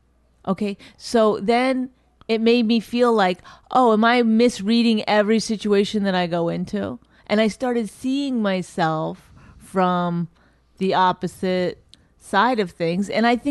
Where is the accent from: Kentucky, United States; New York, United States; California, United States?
New York, United States; Astoria; I grew up in Astoria.